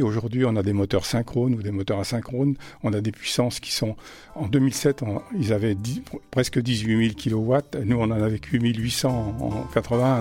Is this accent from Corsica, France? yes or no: no; Vichy, Auvergne-Rhône-Alpes, France; also born or lived in Paris; now in Clermont-Ferrand, France; je suis originaire de Vichy